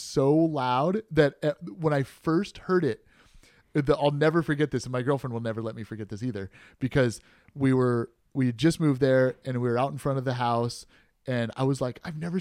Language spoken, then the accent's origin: English; Bay Area, California, United States; also born or lived in Orlando, Florida; now in Los Angeles, United States; I grew up in the Bay Area, California